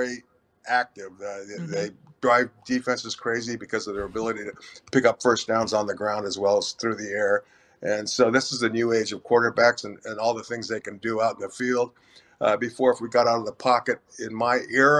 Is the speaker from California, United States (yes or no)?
yes; California, United States; I'm Hispanic, I was born and raised in California